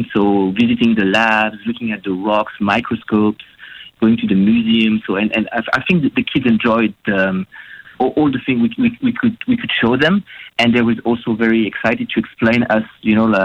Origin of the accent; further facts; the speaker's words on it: France; moved away as an adult; also born or lived in Western Australia; now in Australia; I'm from France